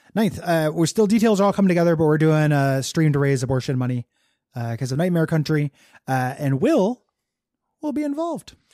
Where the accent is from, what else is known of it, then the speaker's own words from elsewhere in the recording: Illinois, United States; I was a coaster kid growing up on Six Flags in Illinois